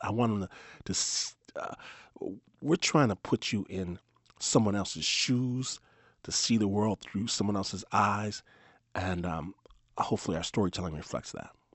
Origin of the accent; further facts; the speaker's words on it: Detroit, Michigan, United States; I'm from Michigan. Uh, grew, I grew up in Detroit